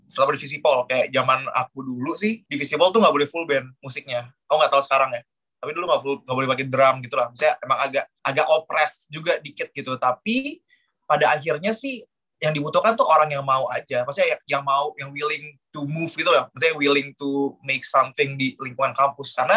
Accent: Jakarta, Indonesia; now in Yogyakarta, Indonesia; di Jakarta itu, aku aku dari Jakarta setia di Jakarta emang kita beberapa kali sering bikin acara dengan konsep serupa seperti Terror Weekend. Akhirnya kita pindah ke Jogja

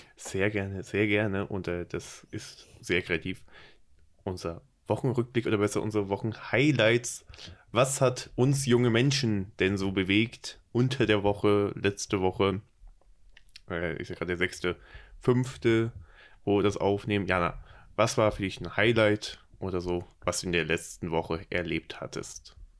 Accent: Berlin, Germany; accent: Hochdeutsch; Komme ich aus Berlin und daher das Hochdeutsch

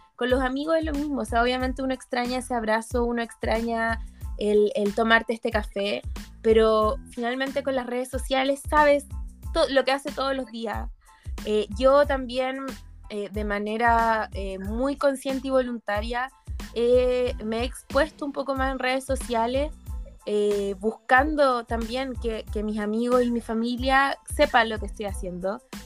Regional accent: Chile; moved away as an adult; now in Lyon, France; estoy en Chile

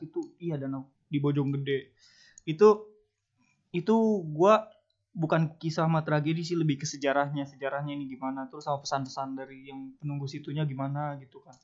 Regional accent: Jakarta, Indonesia; gue dari Jakarta

